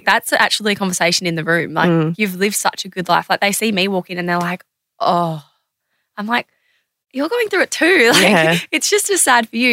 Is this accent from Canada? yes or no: no; Adelaide, South Australia, Australia; moved away; also born or lived in Sydney; I'm from Adelaide